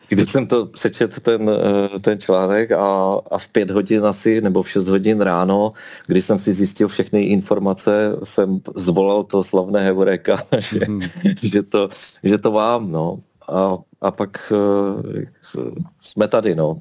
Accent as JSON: {"language": "Czech", "town": "Ostrava", "region": "Moravian-Silesian Region", "country": "Czechia", "tie": "born or raised there", "said": "Narodil jsem se v Ostravě, žiju v Ostravě, mám rád Ostravu"}